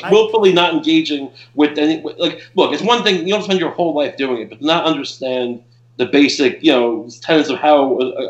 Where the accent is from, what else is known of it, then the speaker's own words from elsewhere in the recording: Long Island, New York, United States; I'm from Long Island.